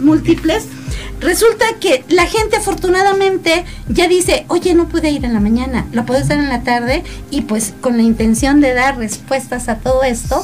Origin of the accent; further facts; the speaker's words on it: Mexico; como buenos mexicanos, este, lo postergamos